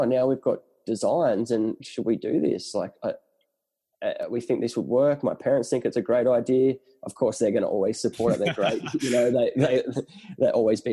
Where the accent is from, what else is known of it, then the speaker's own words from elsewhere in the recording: Ulladulla, New South Wales, Australia; also born or lived in Newcastle; I grew up born and bred in Ulladulla, went to Newcastle University